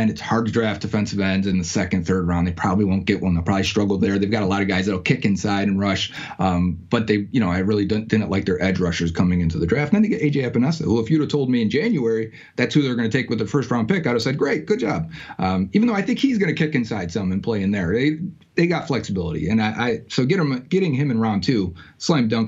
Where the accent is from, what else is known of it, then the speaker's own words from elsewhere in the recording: Tampa, Florida, United States; born there; I was born in Tampa Bay.